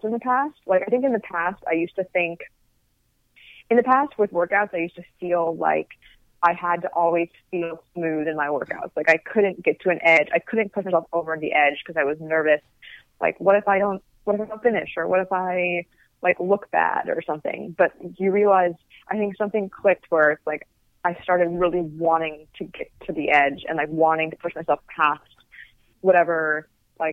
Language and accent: English; California, United States; I'm from California